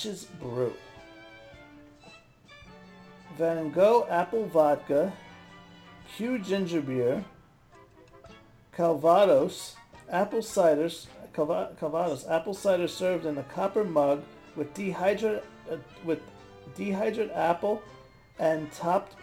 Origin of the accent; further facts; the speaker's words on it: New York, United States; I'm from New York